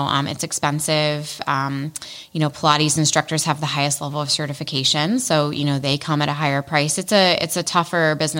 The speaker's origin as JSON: {"language": "English", "town": "Columbus", "region": "Ohio", "country": "United States", "tie": "born or raised there", "also_born_or_lived": "Chicago", "said": "I grew up in Columbus. I went to Ohio State, grew up in Clintonville"}